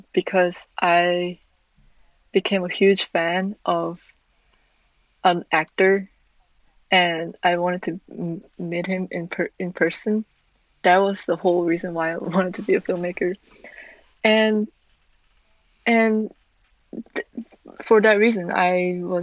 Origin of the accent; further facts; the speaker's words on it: South Korea; moved away as an adult; also born or lived in Milwaukee, Wisconsin; I'm born and raised in Korea